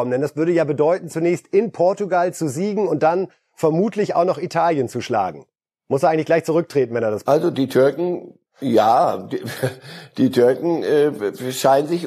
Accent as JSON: {"language": "German", "country": "Poland", "tie": "born or raised there", "moved": "yes", "said": "Als geborener Pole"}